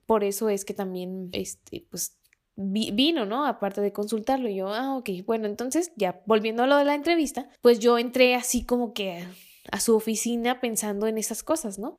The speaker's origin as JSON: {"language": "Spanish", "town": "Guadalajara", "region": "Jalisco", "country": "Mexico", "said": "soy tapatía"}